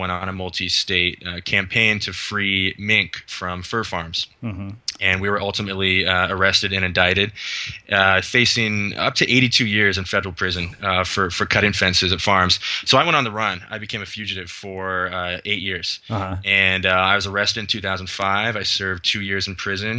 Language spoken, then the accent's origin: English; Los Gatos, California, United States; moved away; also born or lived in Mercer Island, Washington; I grew up in Silicon Valley, Los Gatos, California